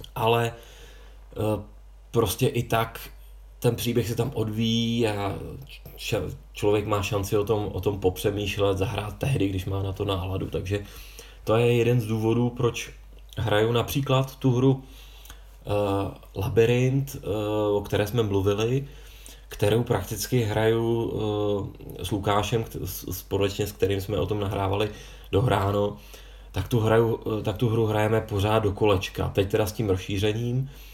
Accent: Prague, Czechia; já jsem z Prahy

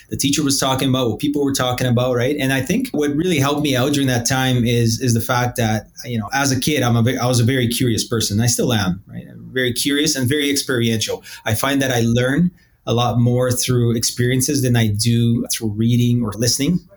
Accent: Edmonton, Alberta, Canada; also born or lived in Brazil; so I was born in Brazil I was actually born right off of the equator in Brazil, a uh, nice little beach town, uh, beautiful sunny days every day around 30. And at the age of nine, we decided to move to a more tropical place called Edmonton

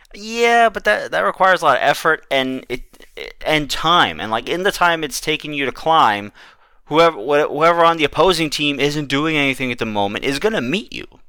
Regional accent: New York, United States; As a New Yorker

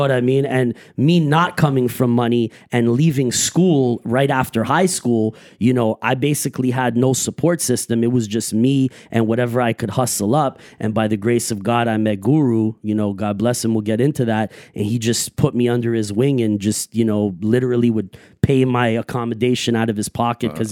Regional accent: Montreal, Quebec, Canada; I grew up everywhere, all like basically, you know, NDG, uh, Uptown, Côte Saint Luc, that whole West End of Montreal.

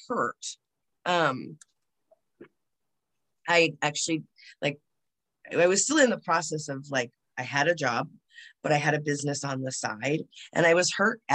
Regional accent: United States; I'm American

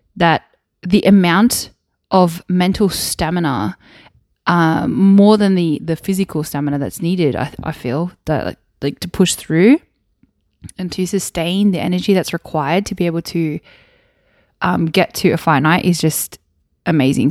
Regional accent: Wollongong, New South Wales, Australia; moved away; I grew up in Wollongong, which is South Coast.

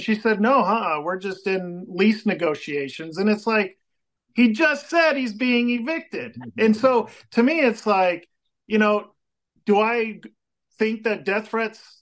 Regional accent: Colorado, United States; I grew up, I was born and raised here in Colorado

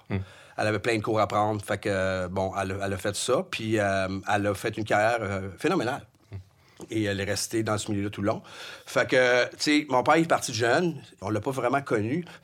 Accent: Beloeil, Quebec, Canada; also born or lived in Longueuil / Montreal; Je viens de belle oeil Oui, capitale de la vallée du Richelieu. Oui. Ma mère a fait construire sa maison là en 62. Elle, y est toujours d'ailleurs. Alors, euh, je suis né là. J'ai été à l'école, ça rive sud.

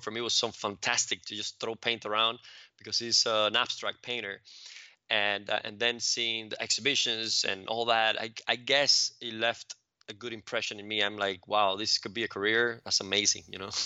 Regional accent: Cuba; now in United States; grew up in Cuba, and that was a very different environment, um, now looking back at it from, from my environment here in, in the States

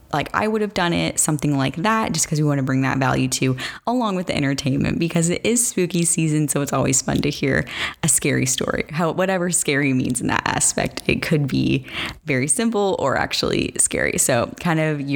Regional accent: Arizona, United States; I am from Arizona

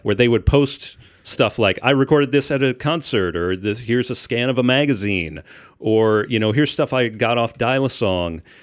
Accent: Shippensburg, Pennsylvania, United States; now in Indiana, United States; I'm from Shippensburg, which is in the middle of the state, in Amish country

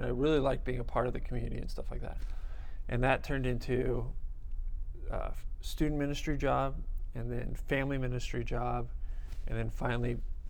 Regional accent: Burbank, California, United States; In Burbank.

